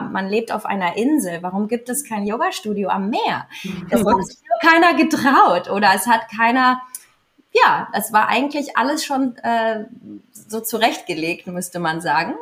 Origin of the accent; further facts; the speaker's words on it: Andratx, Balearic Islands, Spain; ich bin hier aufgewachsen. Ich komme aus Andratsch. Ich bin halb Mallorquinerin und halb Deutsche